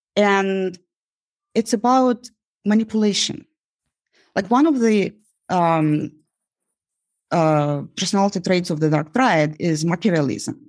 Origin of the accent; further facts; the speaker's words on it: Uzbekistan; now in United States; growing up in Uzbekistan